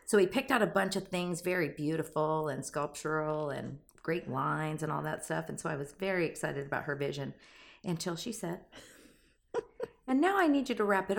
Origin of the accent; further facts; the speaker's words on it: Arizona, United States; also born or lived in San Diego, California; I was born in San Diego. My dad was a Navy guy, and then raised in Arizona, which was, you know, the Valley of the Sun.